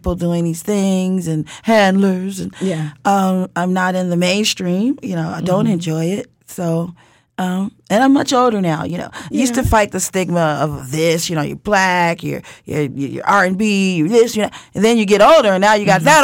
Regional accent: Chicago, Illinois, United States; I'm from Chicago

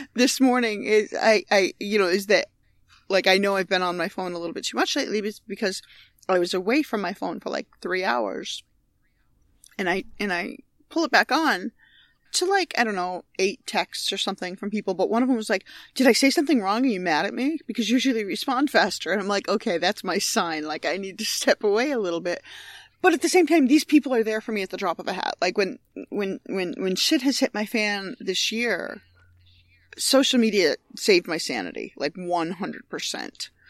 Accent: Binghamton, New York, United States; moved away; I grew up in Binghamton, New York

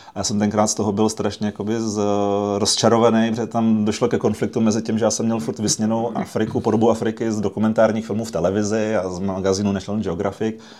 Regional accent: Prague, Czechia; My jsme vyrůstali v Praze

